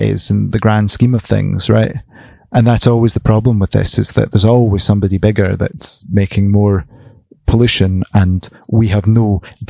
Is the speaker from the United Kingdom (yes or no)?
yes; United Kingdom; we're very British